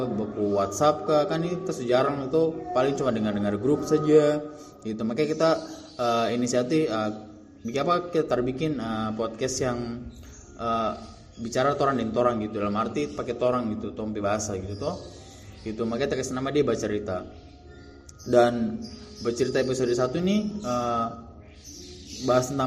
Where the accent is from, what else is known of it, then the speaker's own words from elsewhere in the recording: Ternate, North Maluku, Indonesia; kita tuh besar di Ternate terhadap tuh jadi kayak Ternate tuh kayak tapi rumah lagi dalam arti meh Tong tinggal di situ sudah sudah kayak tompi tanah kelahiran Ternate memang kita lahir di situ